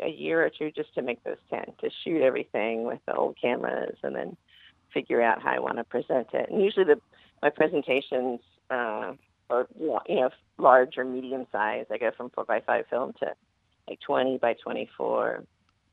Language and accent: English; Oklahoma, United States; moved away; also born or lived in New York; I grew up in Oklahoma